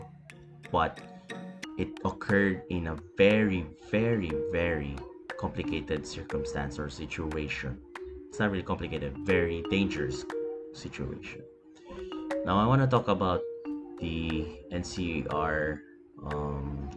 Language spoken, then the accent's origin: English; Philippines; I'm a Filipino